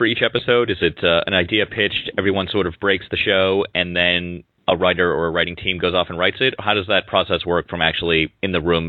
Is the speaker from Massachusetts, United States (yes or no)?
yes; Boston, Massachusetts, United States; I am, yes.